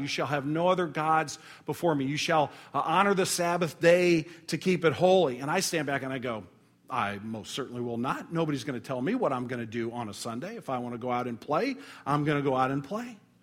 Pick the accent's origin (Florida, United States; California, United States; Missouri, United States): Missouri, United States; St. Louis; we're from Saint Louis